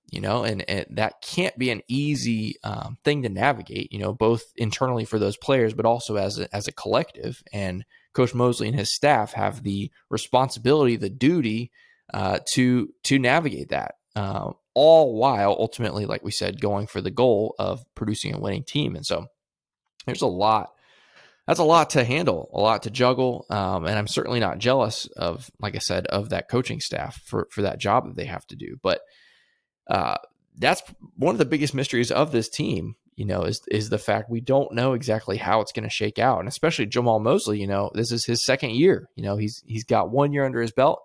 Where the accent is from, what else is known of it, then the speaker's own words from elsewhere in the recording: Central Florida, United States; I grew up in Central Florida